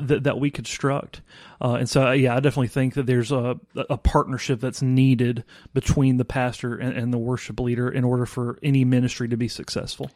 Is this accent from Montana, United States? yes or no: no; Vicksburg, Mississippi, United States; I am originally from Vicksburg, Mississippi